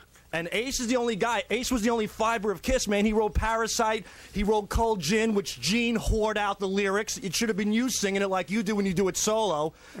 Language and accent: English; Brentwood, New York, United States; I grew up in Brentwood.